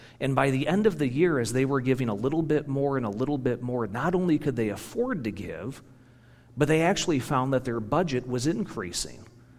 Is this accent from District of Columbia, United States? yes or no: no; Michigan, United States; moved away as an adult; also born or lived in Kentucky; now in Wisconsin, United States; born and raised in Michigan